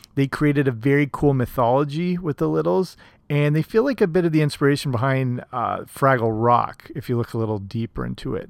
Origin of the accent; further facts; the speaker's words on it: Canada; here in my home country of Canada